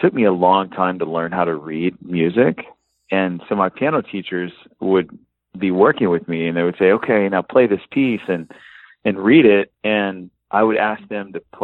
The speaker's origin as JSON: {"language": "English", "town": "Fort Worth", "region": "Texas", "country": "United States", "moved": "yes", "lives_now": "Nashville, United States", "said": "I'm from Fort Worth, Texas"}